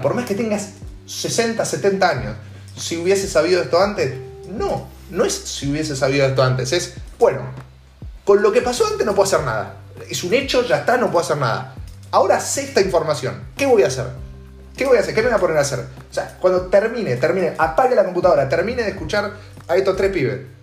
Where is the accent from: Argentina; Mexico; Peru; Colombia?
Argentina; Buenos Aires; yo soy un cheto de Belgrano que iba a colegio privado y vacacionaba en Punta del Este